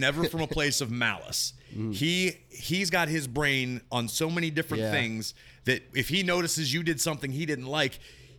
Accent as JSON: {"language": "English", "town": "Monroeville", "region": "Pennsylvania", "country": "United States", "tie": "born or raised there", "said": "I grew up in Monroeville."}